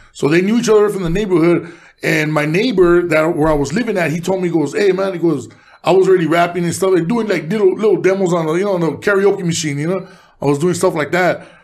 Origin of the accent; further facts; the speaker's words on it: Los Angeles, California, United States; also born or lived in Mexico; I was born in Boyle Heights, but I was raised in East